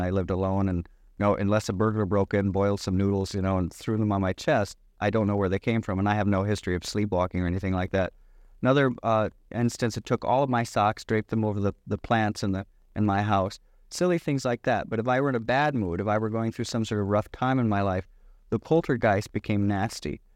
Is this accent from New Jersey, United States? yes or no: no; Michigan, United States; I grew up in Michigan